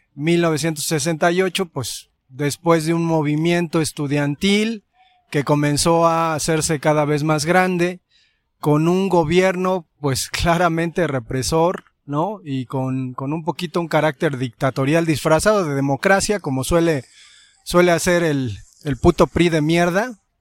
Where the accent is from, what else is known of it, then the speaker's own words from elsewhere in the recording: Mexico; como mexicanos